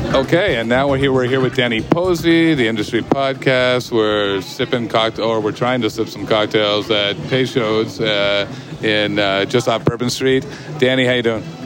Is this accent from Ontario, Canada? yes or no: yes; Kitchener, Ontario, Canada; I'm from Kitchener, just outside Toronto.